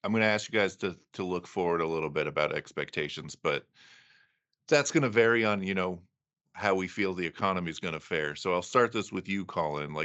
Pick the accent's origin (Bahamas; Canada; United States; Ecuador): United States; Western Pennsylvania; I'm from Western PA